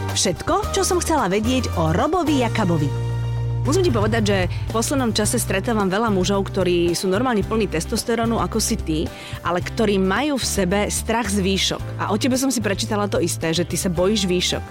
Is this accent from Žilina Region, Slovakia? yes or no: yes; Žilina, Žilina Region, Slovakia; ja ako rodina Žilinčanka